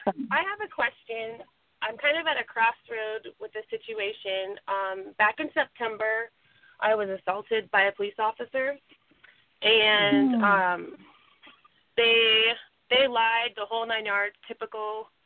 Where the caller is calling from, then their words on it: California, United States; And I'm from California.